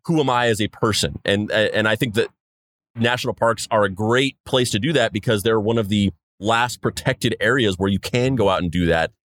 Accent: New Mexico, United States; I'm from, I'm from New Mexico

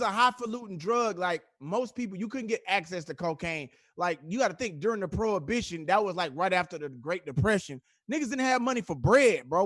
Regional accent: Houston, Texas, United States; I'm from Houston

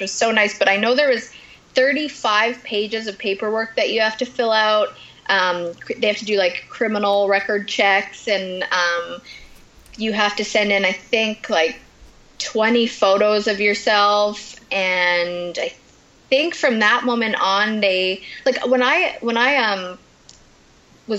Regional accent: Canada; I'm Canadian

